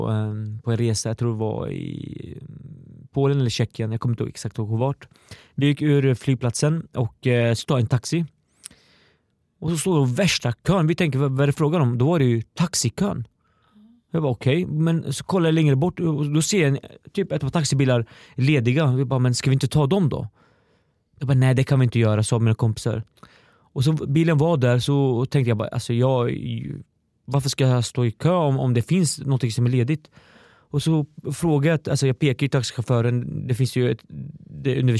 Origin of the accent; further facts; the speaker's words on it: Östergötland, Sweden; accent: Östergötland dialect; jag har hört att jag behöver jobba på min östgötska